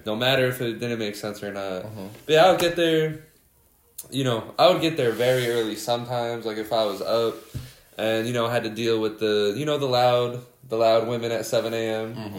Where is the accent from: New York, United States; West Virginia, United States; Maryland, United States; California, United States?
New York, United States; Schenectady; I grew up in Schenectady